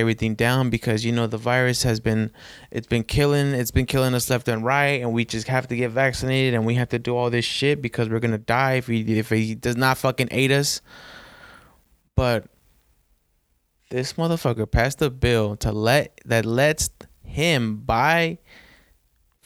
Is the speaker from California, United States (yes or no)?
yes; Sacramento, California, United States; accent: Mexican; I grew up on 47th